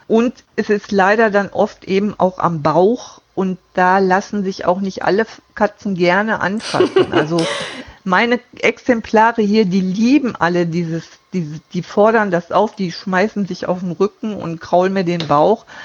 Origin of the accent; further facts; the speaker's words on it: Duisburg, North Rhine-Westphalia, Germany; moved away as an adult; now in Friesenheim, Germany; gebürtig äh, bin ich aus Duisburg. Da habe ich auch bis 2012